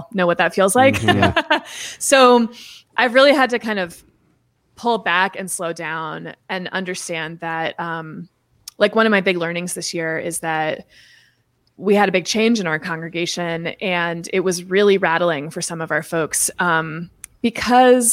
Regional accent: Seattle, Washington, United States; the Episcopal Cathedral where I was raised in Seattle

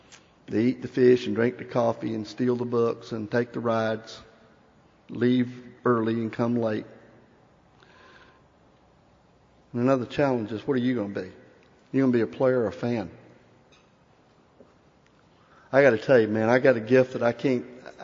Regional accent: Cherokee Nation, United States; I alluded a few minutes ago that I come from the Cherokee Nation, and in that tongue, the word for thank you is wadu.

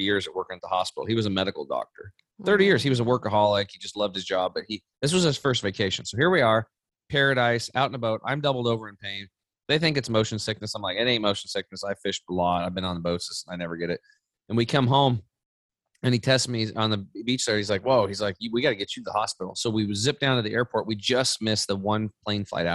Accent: Eastern Oregon, United States; I grew up over in Eastern Oregon on a small cattle and hay farm.

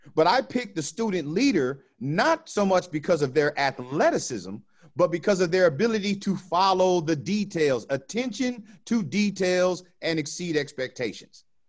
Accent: Orange County, California, United States; I grew up in the ghetto of Orange County

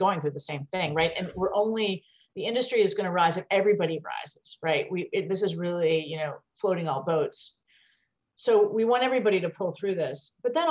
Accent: West Virginia, United States; moved away as an adult; also born or lived in Taiwan; I came from West Virginia

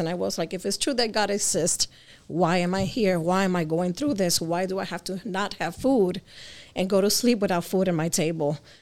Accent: Connecticut, United States; also born or lived in Jersey City, New Jersey; I was born in Jersey and I grew up in Connecticut

